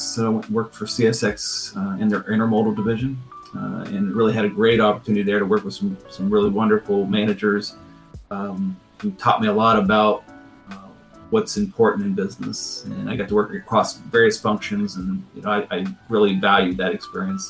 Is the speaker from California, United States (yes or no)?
no; Ohio, United States; also born or lived in Columbus, Ohio / Yellow Springs, Ohio / Cleveland, Ohio; I grew up in in Ohio.